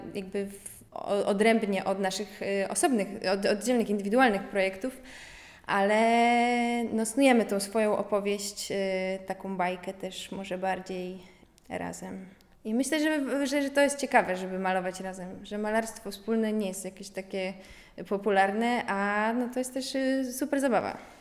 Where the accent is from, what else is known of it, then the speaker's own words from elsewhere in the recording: Poland; jestem właśnie z Polonii, Polonii y, po grecku